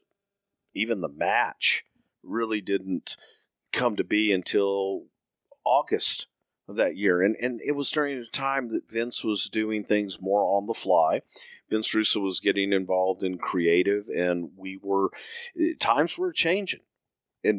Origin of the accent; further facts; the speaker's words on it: the South, United States; I'm from the South